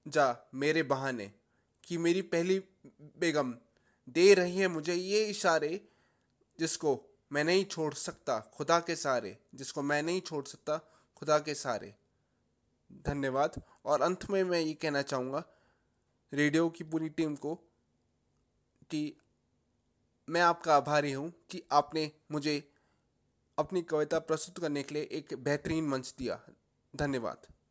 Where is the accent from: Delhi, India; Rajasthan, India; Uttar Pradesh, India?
Delhi, India; मैं दिल्ली से हूँ